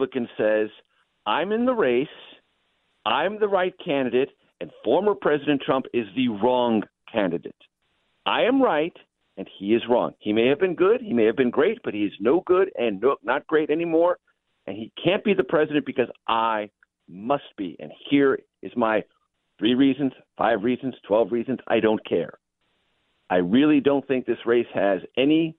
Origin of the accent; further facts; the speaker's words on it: San Diego, California, United States; also born or lived in Missouri; having grown up in San Diego